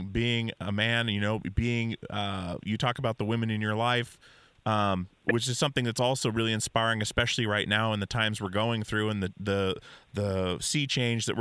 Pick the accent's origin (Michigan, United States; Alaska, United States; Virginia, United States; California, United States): Alaska, United States; now in Portland, United States; I grew up in Alaska.